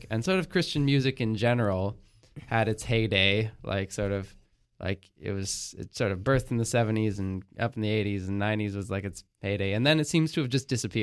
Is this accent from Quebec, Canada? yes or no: yes; around Montreal, Quebec, Canada; we came here before I was born, so I was born around Montreal